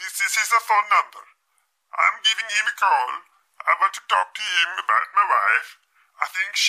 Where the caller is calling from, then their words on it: Switzerland; I'm calling you from Switzerland.